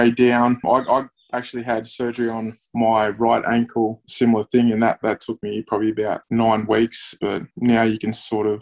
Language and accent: English; Wollongong, New South Wales, Australia; I grew up in Wollongong.